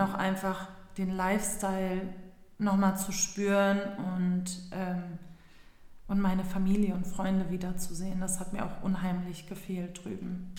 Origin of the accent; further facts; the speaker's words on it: Berlin, Germany; also born or lived in Istanbul, Turkey; Bin ja auch gebürtige Berlinerin